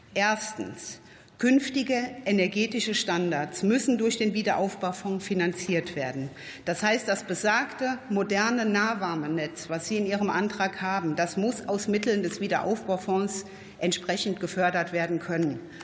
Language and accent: German; the north of Rhineland-Palatinate, Germany; Ich selbst bin auch aus dem Norden von Rheinland-Pfalz